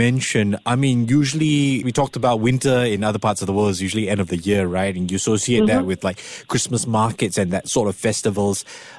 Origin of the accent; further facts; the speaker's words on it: Singapore; I'm Singaporean